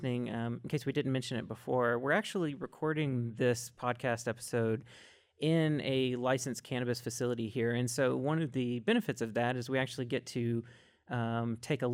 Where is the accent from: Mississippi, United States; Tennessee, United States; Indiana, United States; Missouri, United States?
Mississippi, United States; I'm from Mississippi